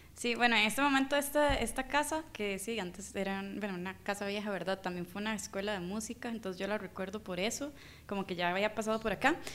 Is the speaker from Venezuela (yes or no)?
no; Costa Rica; yo soy de Costa Rica